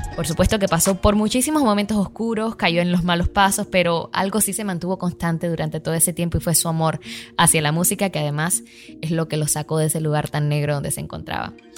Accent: Havana, Cuba; now in Miami, United States; A mí como cubana

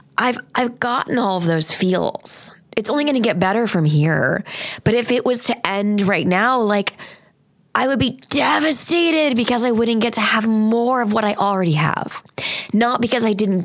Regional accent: Long Island, New York, United States; I was born on Long Island

